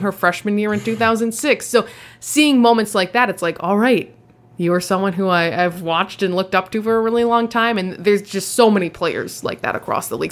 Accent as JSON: {"language": "English", "town": "Los Angeles", "region": "California", "country": "United States", "tie": "born or raised there", "also_born_or_lived": "Rochester, New York", "moved": "as an adult", "said": "I grew up in Los Angeles."}